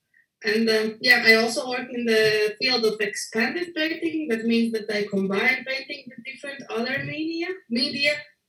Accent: Riga, Latvia; I'm from Latvia, from Riga.

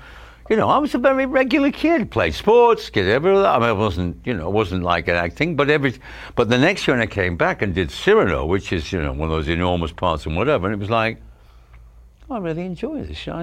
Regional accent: Stretford, North West England, United Kingdom; moved away as an adult; I was from Stretford.

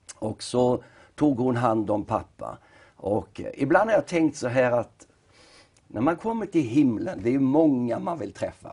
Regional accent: Nybro, Kalmar County, Sweden; moved away as an adult; vi är uppvuxna i Nybro. Ja. Och eh, det var ju där som vi tillbringade Åtminstone livet fram till 18-årsåldern

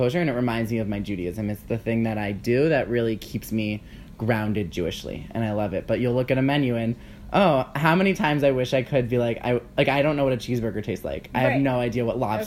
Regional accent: Cleveland, Ohio, United States; moved away as an adult; also born or lived in Cincinnati, Ohio; now in New York, United States; I am from Cleveland, Ohio. Born and raised, went to school in Cincinnati

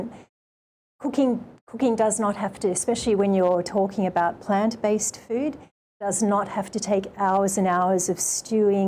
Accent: Sydney, New South Wales, Australia; moved away as an adult; also born or lived in Japan; now in Hawaii, United States; growing up in Australia

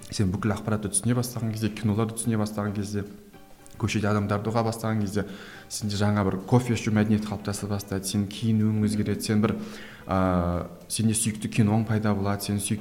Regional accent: Kazakhstan; өзім орыс тілді орыс тілі басымырақ өлкеде туып өскеннен кейін кішкентай кезден

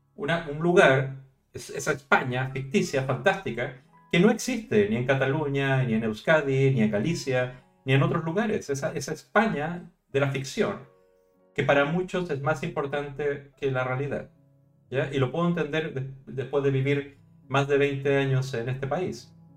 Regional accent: Chile; now in Spain; yo soy chileno, soy de esos países que se independizaron del rey

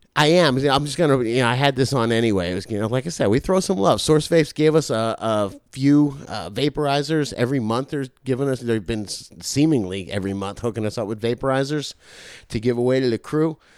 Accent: Florida, United States; I'm from Florida

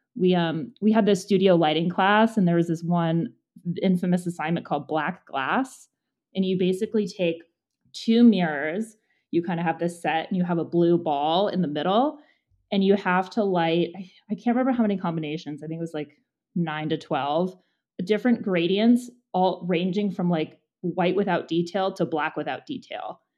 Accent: Monrovia, California, United States; I grew up in Monrovia, which is outside of Pasadena

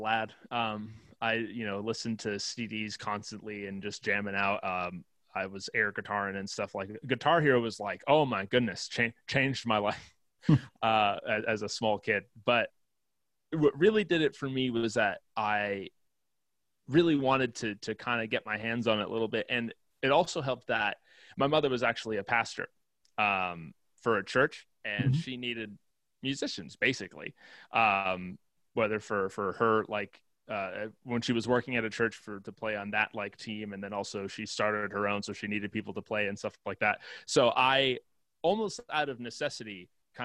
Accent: Massachusetts, United States; moved away as an adult; now in Nashville, United States; I grew up in Massachusetts and, did school out there

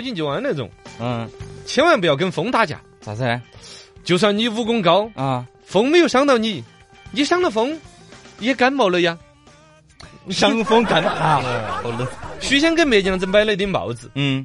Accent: Chengdu, Sichuan, China; 我们成都这边

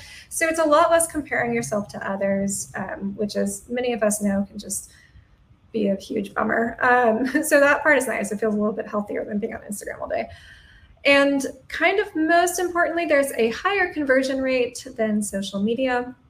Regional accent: Atlanta, Georgia, United States; now in Wilmington, United States; I'm originally from Atlanta, but at this point I've lived in 6 different cities across 3 separate countries.

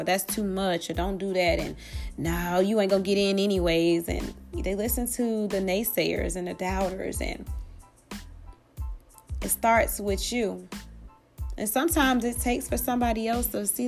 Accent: Atlanta, Georgia, United States; growing up in the hood and growing up in Atlanta, especially I was born and raised in East Atlanta, East Lake Meadows

